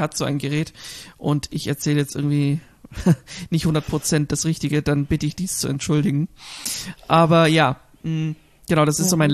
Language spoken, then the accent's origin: German; Germany; hier bei uns in Deutschland